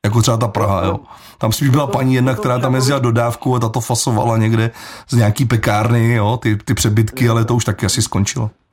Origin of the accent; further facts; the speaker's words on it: Plzeň, Plzeň Region, Czechia; já sám jsem z Dubrovky, takže ten chlum tam znám.